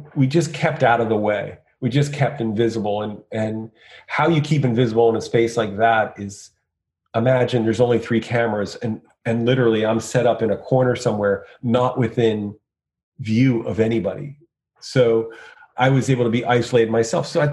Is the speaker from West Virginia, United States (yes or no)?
no; Point Pleasant, New Jersey, United States; growing up in Point Pleasant